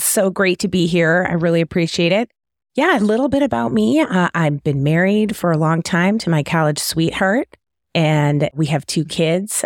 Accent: Detroit, Michigan, United States; also born or lived in Cleveland / Kansas City Metro; now in Kansas City, United States; I'm from the Detroit area originally

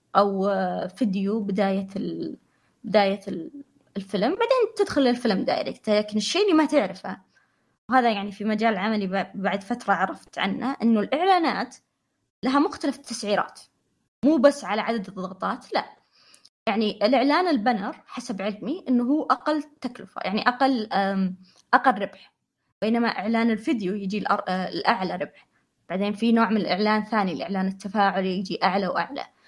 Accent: Saudi Arabia; عندنا في السعودية

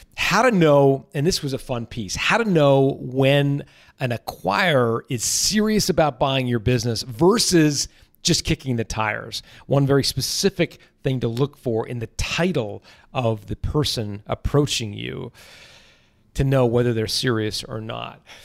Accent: Canada; I'm from Canada, not Ottawa

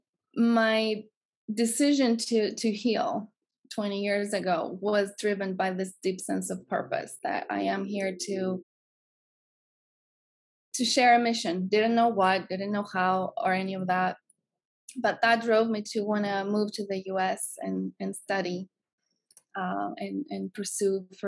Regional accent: Greece; moved away as an adult; If you can hear my accent, I'm from Greece.

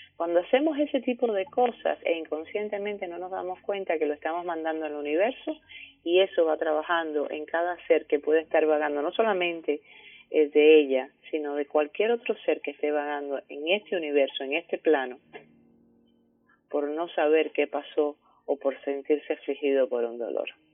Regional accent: Cuba; Cuba, que es de donde yo vengo

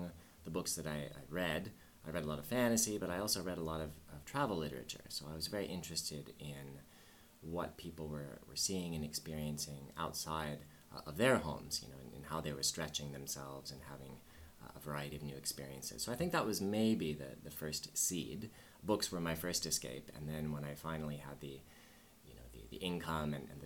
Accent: Southern California, United States; moved away as an adult; also born or lived in New York, United States; now in Tokyo, Japan; I'm from sunny suburban seaside Southern California originally. That's where I was born and raised

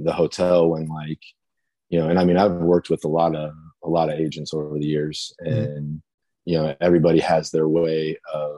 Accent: Louisville, Kentucky, United States; Louisville, Kentucky, my hometown

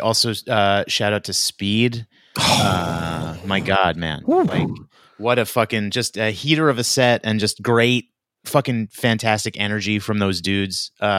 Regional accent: New York, United States; I come from New York.

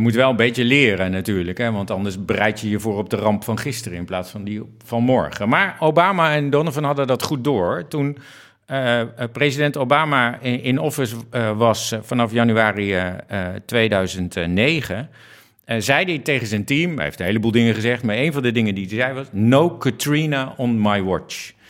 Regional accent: Netherlands; een Nederlandse eh, jongen die uh, waarnemend directeur-generaal eh, Ruimte en Water is

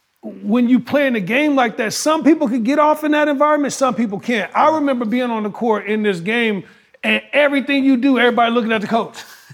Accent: Gary, Indiana, United States; I came from Gary, Indiana, raised by a single mom.

